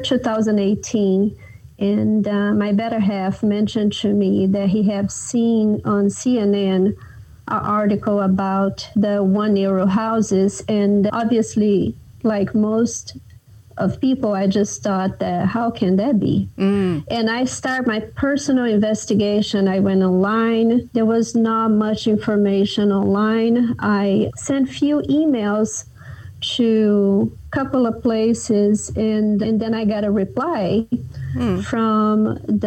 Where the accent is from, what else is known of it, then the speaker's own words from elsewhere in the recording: Brazil; now in California, United States; I was born and raised in Brazil, and I had the opportunity of moving into California in 1996, and I have been here since.